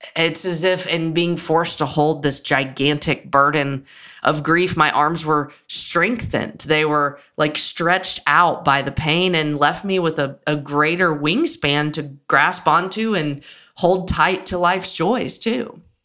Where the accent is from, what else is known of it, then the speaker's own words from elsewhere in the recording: Nashville, Tennessee, United States; I grew up in Nashville.